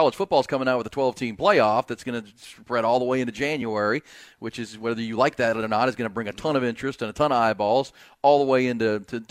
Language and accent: English; Akron, Ohio, United States; I mean, I'm both from Akron, Ohio.